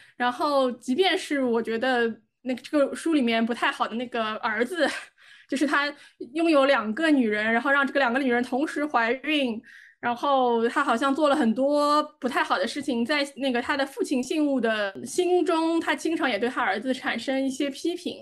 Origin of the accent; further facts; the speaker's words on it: China; 我们中国人